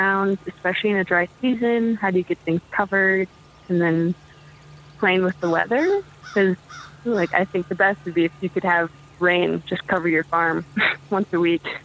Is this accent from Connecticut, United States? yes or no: no; Mankato, Minnesota, United States; also born or lived in Litchfield, Minnesota / Morris, Minnesota; I'm from Mankato, Minnesota.